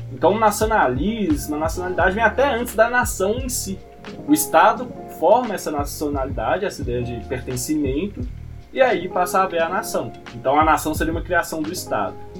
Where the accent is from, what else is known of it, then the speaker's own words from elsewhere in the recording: Ipatinga, Minas Gerais, Brazil; also born or lived in Belo Horizonte; eu sou de Patinga